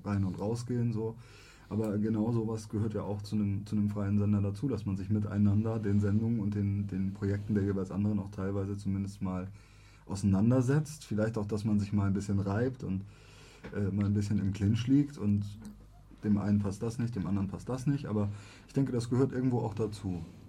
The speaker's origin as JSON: {"language": "German", "country": "Germany", "tie": "born or raised there", "said": "ich bin nun mal in Deutschland geboren und ich bin hier aufgewachsen"}